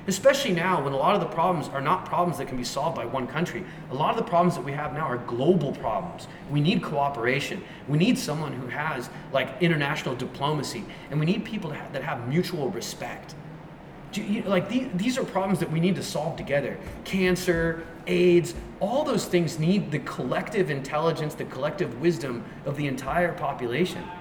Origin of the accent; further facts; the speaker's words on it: United States; it was this default software that was in my brain because I grew up in America and I never questioned it.